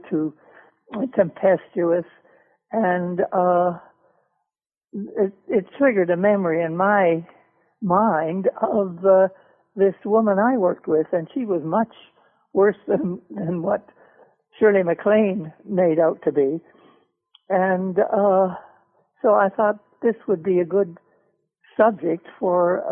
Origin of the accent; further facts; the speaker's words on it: Toronto, Ontario, Canada; one of the best opera schools in North America was back in my hometown, Toronto.